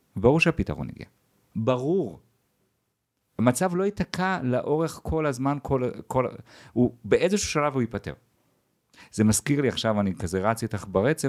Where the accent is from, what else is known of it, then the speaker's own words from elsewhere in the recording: Jerusalem, Jerusalem District, Israel; אני ירושלמי במקור